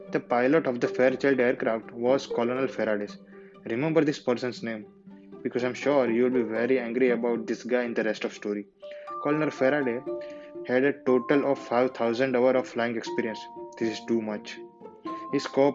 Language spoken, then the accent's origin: English; India; I'm from India.